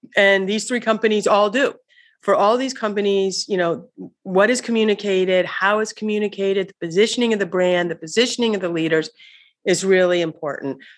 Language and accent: English; Missouri, United States; moved away